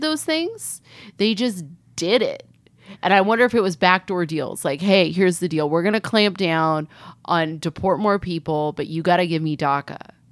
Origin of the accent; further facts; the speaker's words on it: California, United States; as a kid growing up in California